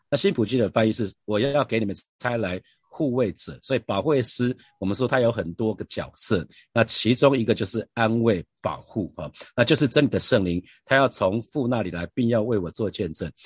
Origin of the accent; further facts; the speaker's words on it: Taiwan; 我是台湾人